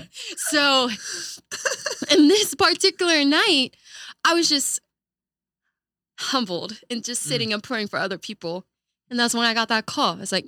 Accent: Kuwait; born there; I was born in Kuwait, so having that kind of diverse influence in my life was just something so profound at a very early age in my life.

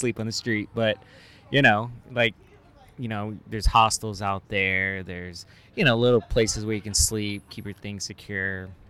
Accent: Hammond, Indiana, United States; I was born in Indiana. Really? Yeah, Hammond.

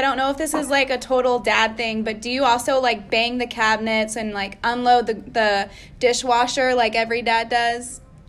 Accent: Texas, United States; here us Texans are

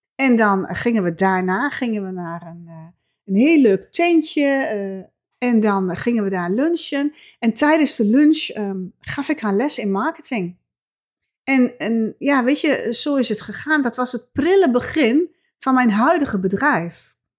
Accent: Twente, Overijssel, Netherlands; accent: Twents; mijn Twentse accent

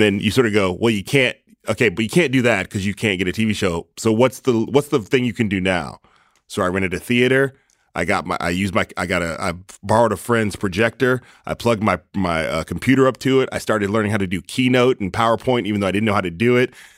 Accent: East Palo Alto, California, United States; I was born in East Palo Alto, or, uh, that's where my parents were when I was born

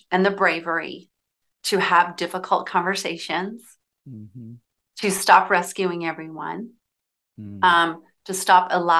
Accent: Southern United States, United States; I'll tell you, like growing up in the South, right?

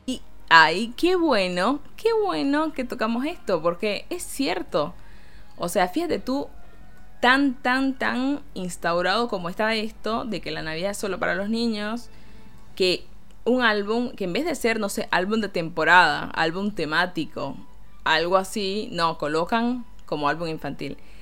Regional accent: Caracas, Capital District, Venezuela; también tiene un acento muy diferente al que tenemos en Caracas

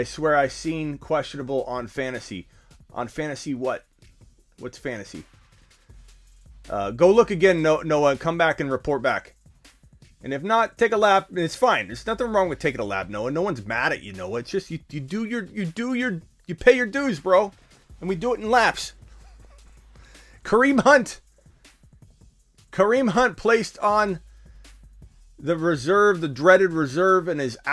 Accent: Arizona, United States; I'm born and raised in Arizona

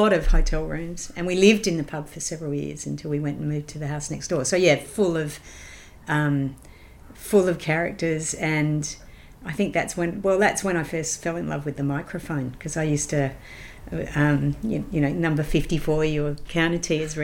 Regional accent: Adelaide, South Australia, Australia; I grew up in Adelaide with the Adelaide Festival

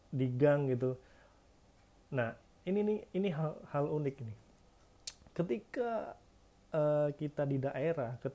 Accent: Yogyakarta, Special Region of Yogyakarta, Indonesia; now in Tangerang, Indonesia; beda banget pas gue masih di Jogja gue kebetulan lahir di Jogja sampai umur 18 17 tinggal di Jogja

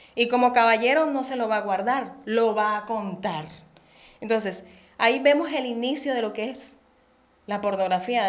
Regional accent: Barranquilla, Atlántico, Colombia; accent: santanderiana y costeña; moved away as an adult; also born or lived in Bucaramanga, Santander, Colombia; now in Mexico; Yo nací en Bucaramanga, Santander, ciudad de los parques, muy reconocida, y nací y me crié el resto de mi, de mi infancia, adolescencia y juventud en Barranquilla La Arenosa

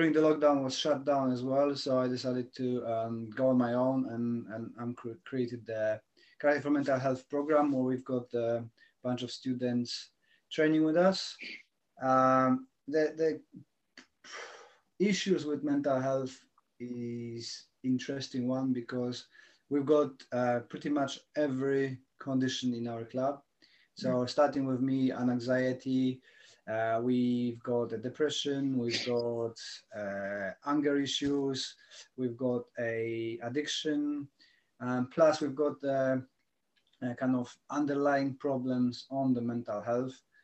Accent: Poland; moved away as an adult; now in United Kingdom; I'm from Poland. I'm stranded in UK for several years now

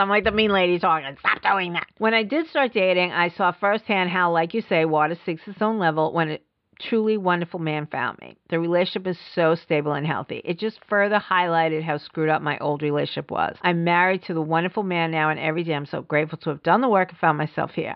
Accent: New York City, New York, United States; I grew up in the Bronx

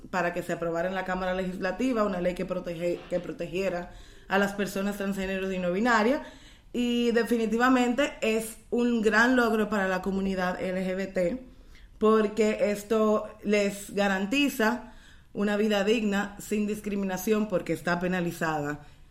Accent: Dominican Republic; como dominicanas

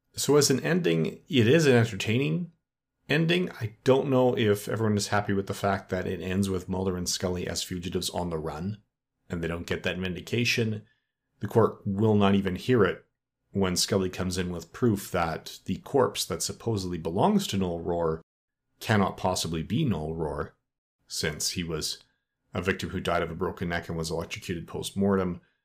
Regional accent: Edmonton, Alberta, Canada; my hometown of Edmonton, Alberta, Canada, where I still live today.

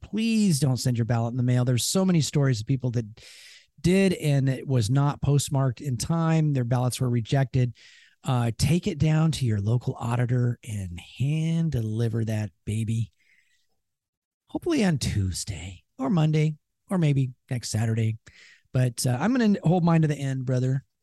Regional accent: Seattle, Washington, United States; we're from Seattle

